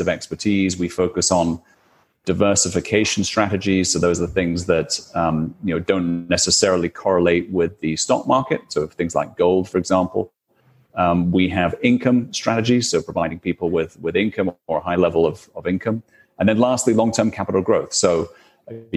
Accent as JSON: {"language": "English", "country": "United Kingdom", "said": "probably you can tell from my accent, but I'm from the UK"}